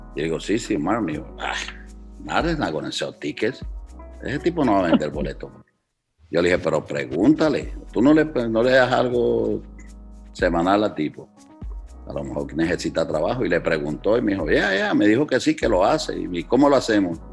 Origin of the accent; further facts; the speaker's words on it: Cali, Valle del Cauca, Colombia; now in Chicago, United States; yo soy salsero caleño